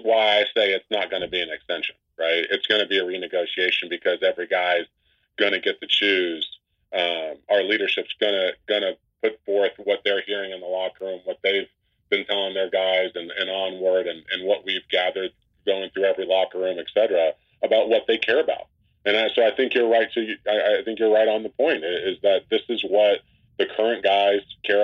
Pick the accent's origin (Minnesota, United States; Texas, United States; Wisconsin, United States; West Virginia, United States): Texas, United States; West; I'm a kid from West Texas